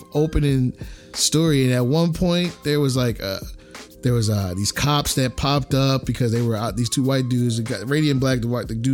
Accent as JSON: {"language": "English", "region": "New Jersey", "country": "United States", "tie": "born or raised there", "said": "I grew up in South Jersey"}